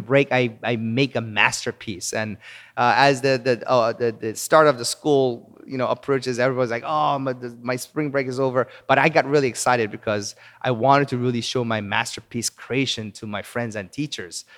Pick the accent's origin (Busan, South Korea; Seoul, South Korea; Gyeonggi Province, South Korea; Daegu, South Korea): Seoul, South Korea; moved away as an adult; also born or lived in Palos Verdes, California, United States / Wisconsin, United States / Virginia, United States; now in United States; I was born in Palos Verdes, California, near Los Angeles. Uh, but when I was three years old, our family moved to Seoul, South Korea, and I actually grew up in Korea.